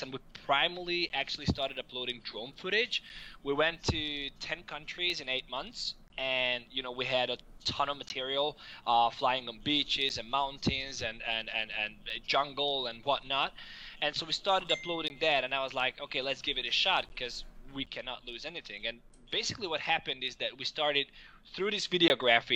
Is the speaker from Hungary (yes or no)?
yes; Hungary; moved away as an adult; also born or lived in Denmark; I'm from Hungary originally, and after finishing high school, I went to university in Denmark